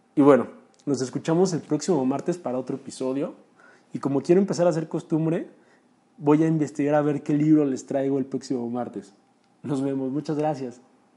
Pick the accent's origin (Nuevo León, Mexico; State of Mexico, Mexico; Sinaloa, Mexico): State of Mexico, Mexico; Chalco; Yo soy de Chalco, Estado de México, un municipio a unos 40 minutos de la Ciudad de México